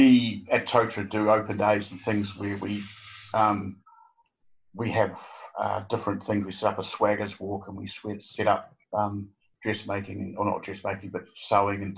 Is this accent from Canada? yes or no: no; Blackball, West Coast, New Zealand; moved away; I come from a small town, Black Bull, and a coal mining town